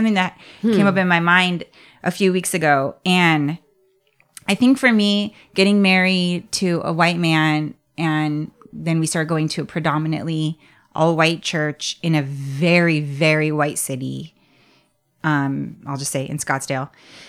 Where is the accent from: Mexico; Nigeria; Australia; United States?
Nigeria; As my Nigerian belly can handle it.